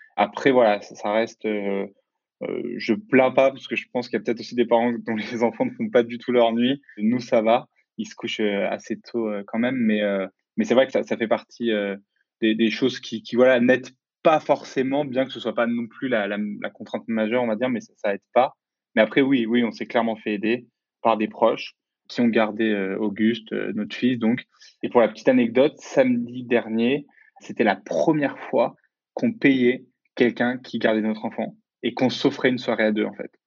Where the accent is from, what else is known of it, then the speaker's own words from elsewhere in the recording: Lyon, Auvergne-Rhône-Alpes, France; also born or lived in Pays de la Loire; je suis de Lyon